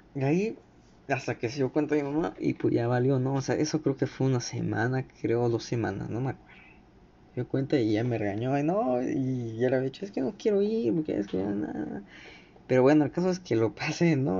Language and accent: Spanish; Mexico; aquí en México de donde soy